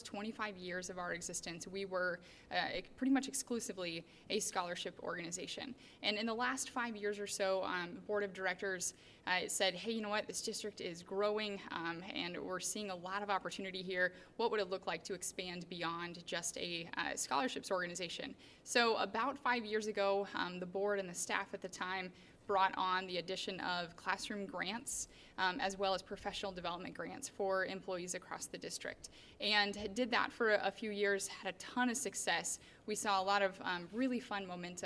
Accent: Urbandale, Iowa, United States; moved away as an adult; I am born and raised in Urbandale

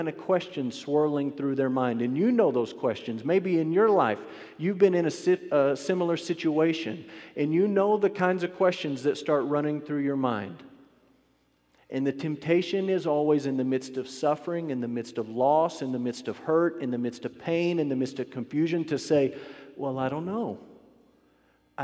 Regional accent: Amarillo, Texas, United States; I grew up with them in Amarillo

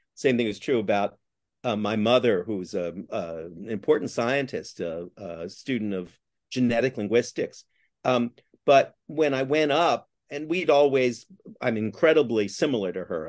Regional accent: Canada; now in New York, United States; I'm Canadian by origin

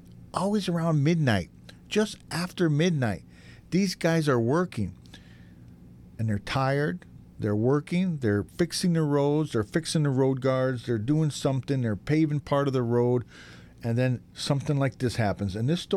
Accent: upstate New York, United States; now in Los Angeles, United States; my hometown back in upstate New York.

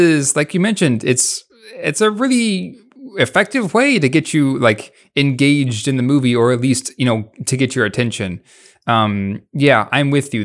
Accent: United States; we're both American

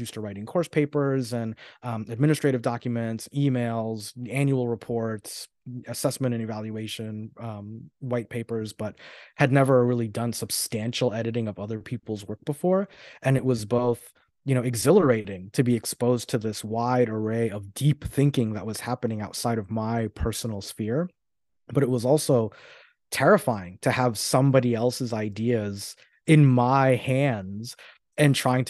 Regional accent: New York, United States; also born or lived in Florida; So I'm originally from New York, but I spent most of my life in Florida.

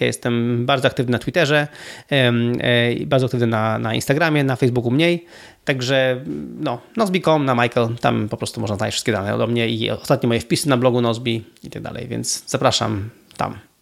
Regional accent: Gdynia, Pomeranian Voivodeship, Poland; moved away as an adult; also born or lived in Warsaw / Spain; jestem w ogóle z Gdyni. To jest, jest moje rodzinne miasto

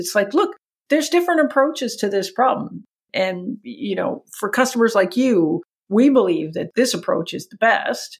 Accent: Canada; accent: Canadian; my Canadian accent

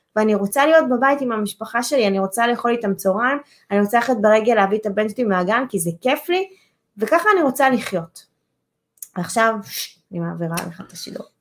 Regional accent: Holon, Tel Aviv District, Israel; אני עשיתי נדל"ן בחולון, זו העיר שבה נולדתי

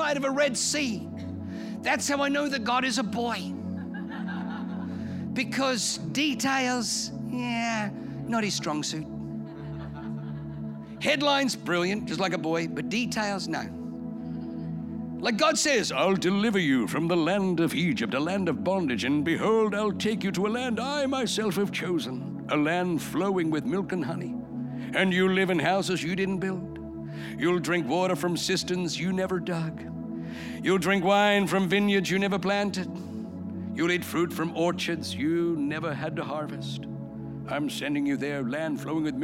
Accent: Australia; first language German; English is a second language; also born or lived in Germany; I moved to Australia from Germany when I was 3

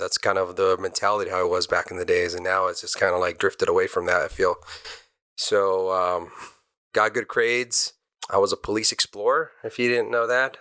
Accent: Almani, California, United States; also born or lived in Arcadia, California; I was born in Arcadia, down on the west side of the fifty-seven, and I grew up in Almani.

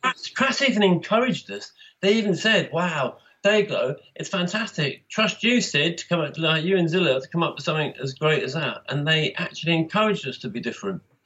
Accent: Birmingham, West Midlands, United Kingdom; moved away; also born or lived in London; I came from Birmingham, where heavy metal was in big time before I left uh, in 76

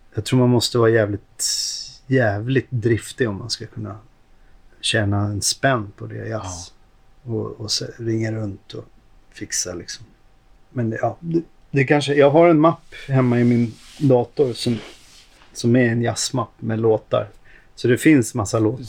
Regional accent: Stockholm, Stockholm County, Sweden; Jag är uppvuxen ute i Hagsätra.

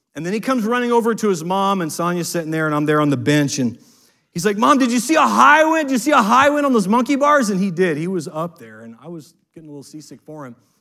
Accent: United States; as an American

